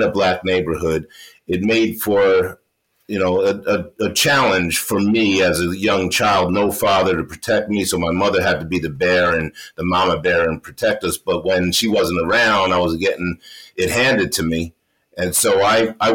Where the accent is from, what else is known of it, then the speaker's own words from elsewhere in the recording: New York City, New York, United States; also born or lived in St. Thomas, US Virgin Islands; she decided that she was going to bring me back to New York, where she was from. So we went back to New York